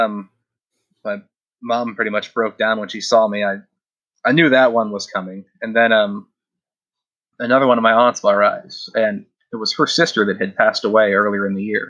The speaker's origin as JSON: {"language": "English", "town": "Kansas City", "country": "United States", "also_born_or_lived": "Overland Park", "said": "We're both from Kansas City"}